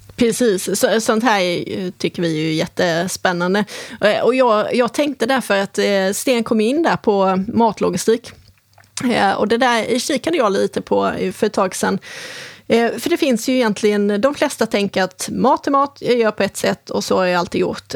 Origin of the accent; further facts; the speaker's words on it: Helsingborg, Skåne, Sweden; moved away; det är ju Helsingborg. Så att det är mina hemtrakter